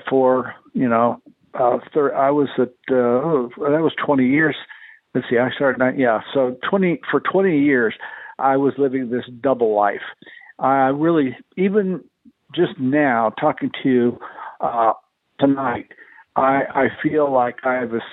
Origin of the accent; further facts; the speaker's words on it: El Paso, Texas, United States; my hometown